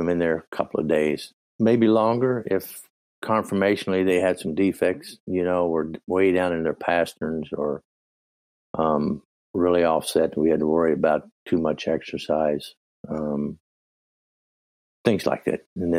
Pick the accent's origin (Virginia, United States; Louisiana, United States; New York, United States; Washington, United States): Virginia, United States; I switched from sweet feed, which I grew up with in Virginia